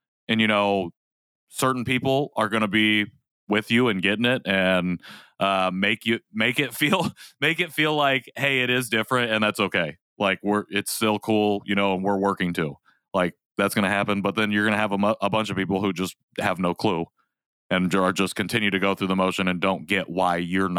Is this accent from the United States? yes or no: yes; Rensselaer, New York, United States; I try to not say, oh, I'm from Rensselaer. I'm trying to say I grew up in, or this is where I grew up.